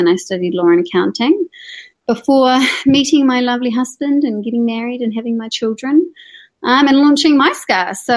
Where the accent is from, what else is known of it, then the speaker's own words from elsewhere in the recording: Hamilton, Waikato, New Zealand; I grew up in Hamilton, one of 6 kids